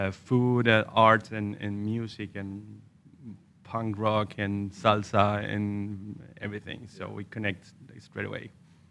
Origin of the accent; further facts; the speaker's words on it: northern Chile, Chile; first language Spanish; English is a second language; moved away as an adult; also born or lived in Sweden; now in Stockholm, Sweden; I'm also part of this amazing team called Santa Salsa. I've been in Sweden for a bit more than 6 years now, and I'm from Chile, from the north of Chile.